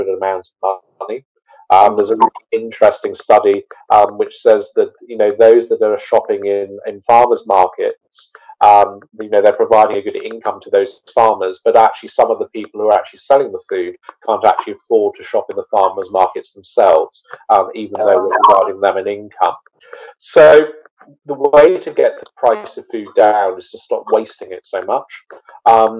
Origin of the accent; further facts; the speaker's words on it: the Lizard, Cornwall, South West England, United Kingdom; I am from Cornwall. I'm from the Lizard. I grew up in food and farming country